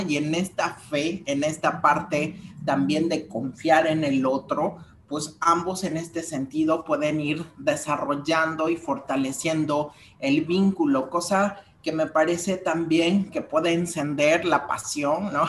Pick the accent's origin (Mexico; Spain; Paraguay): Mexico; vamos como mexicanos